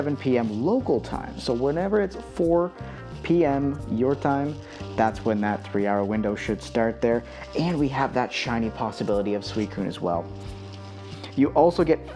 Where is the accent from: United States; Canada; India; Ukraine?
Canada; I am a Canadian myself